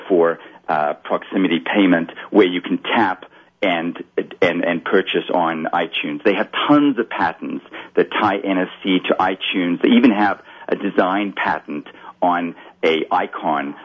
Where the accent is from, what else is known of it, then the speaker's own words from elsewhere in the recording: Kitwe, Copperbelt Province, Zambia; moved away; when I opened my first bank account as a kid, you know, talking about banking, you know, it was in a physical bank in Kitwe